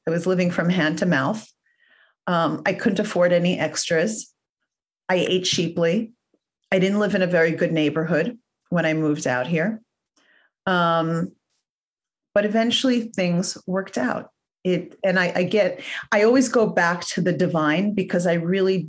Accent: New York City, New York, United States; moved away as an adult; now in Los Angeles, United States; I grew up in Forest Hills, Queens.

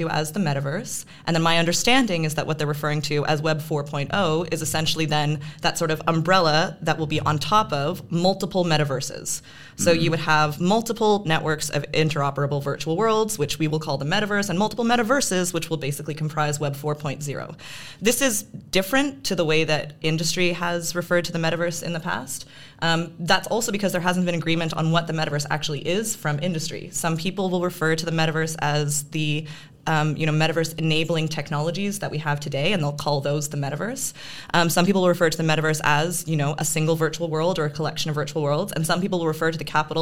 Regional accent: Canada; moved away; I'm a Canadian

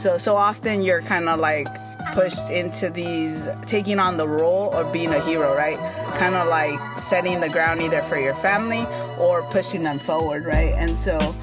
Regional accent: United States; first language Spanish; English is a second language; i'm an immigrant i was primarily raised in the united states um, i came when i was like three years old

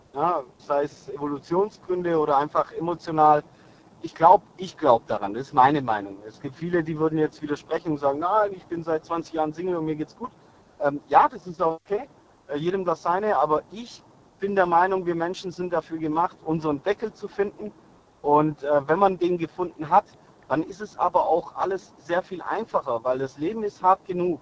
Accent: Rottweil, Baden-Württemberg, Germany; Ich bin aus Rottweil

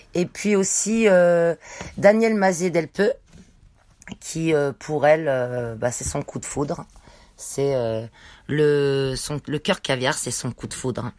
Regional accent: Savoie, Auvergne-Rhône-Alpes, France; moved away; je viens de la montagne, de la Savoie

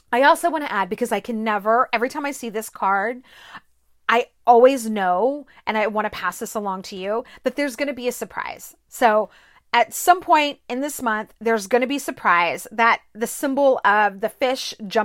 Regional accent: Corpus Christi, Texas, United States; I grew up in South Texas, in Corpus Christi. There were beaches everywhere.

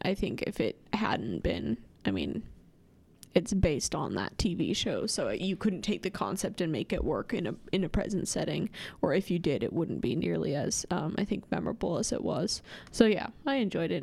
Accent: outside of Lincoln, Nebraska, United States; I grew up outside of Lincoln and I spent a lot of my childhood playing outside

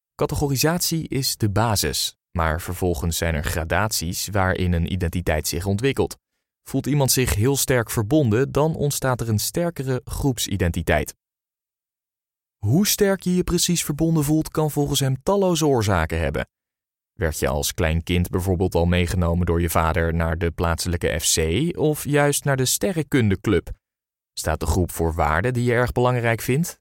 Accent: Netherlands; Als Nederlanders

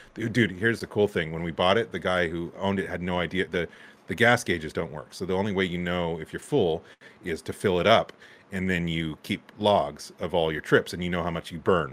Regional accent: Santa Cruz, California, United States; moved away; I grew up in Santa Cruz

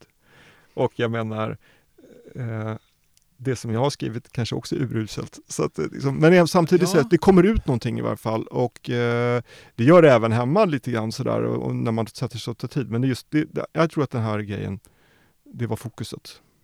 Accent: Norrköping, Östergötland, Sweden; jag är född i Norrköping

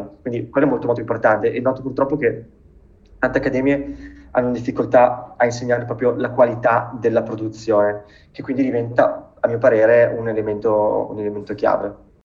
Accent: Bergamo, Lombardy, Italy; moved away as an adult; also born or lived in London / New York; now in Brescia, Italy; nato e cresciuto a Bergamo, al momento però mi trovo a Brescia

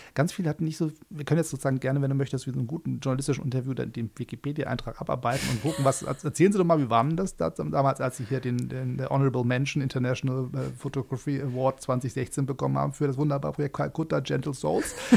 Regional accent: Hamburg, Germany; als Hamburger in Berlin

